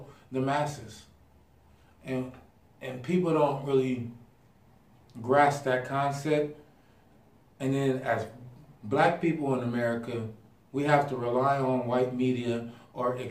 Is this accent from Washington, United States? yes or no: no; Pasadena, California, United States; moved away; also born or lived in Idaho; growing up in Pasadena